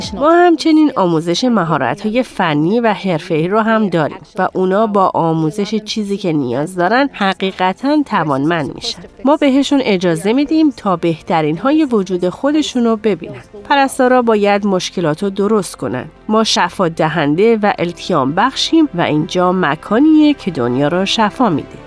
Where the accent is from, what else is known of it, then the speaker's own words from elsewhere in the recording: Dearborn, Michigan, United States; من در قسمت جنوبی دیربورن خارج از دیترویت بزرگ شدم